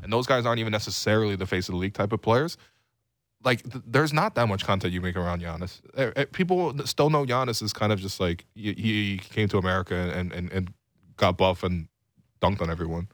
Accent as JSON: {"language": "English", "town": "Toronto", "region": "Ontario", "country": "Canada", "said": "I was from Scarlet Road"}